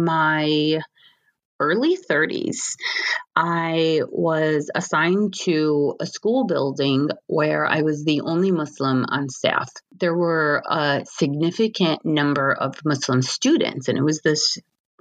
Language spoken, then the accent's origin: English; Michigan, United States; I was born and raised in Michigan and, you know, American born